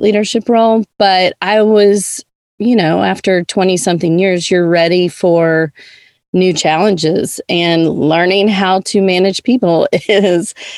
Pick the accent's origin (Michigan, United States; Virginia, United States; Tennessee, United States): Tennessee, United States; Nashville; moved away as an adult; also born or lived in Georgia; now in Jackson, United States; I was born and raised in Nashville, Tennessee